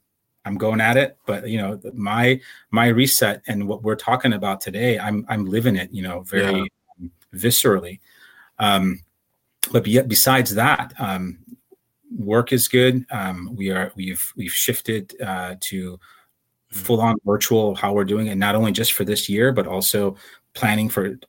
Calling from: Campbell, California, United States; I'm in the city of Campbell, which is San Jose, California. I'm in my home

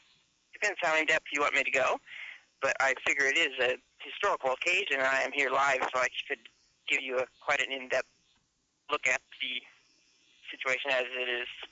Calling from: Philadelphia, Pennsylvania, United States

